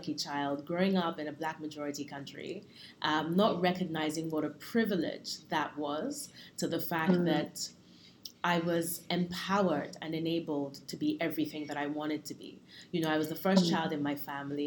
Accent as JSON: {"language": "English", "region": "Lagos", "country": "Nigeria", "tie": "born or raised there", "also_born_or_lived": "London, United Kingdom", "first_language": "English", "moved": "yes", "said": "I was born in Lagos to a mother who is Yoruba"}